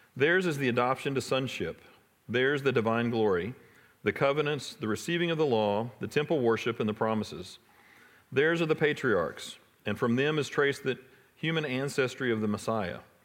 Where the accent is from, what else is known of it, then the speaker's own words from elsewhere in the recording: Irving, Texas, United States; I grew up in Irving, not too far from here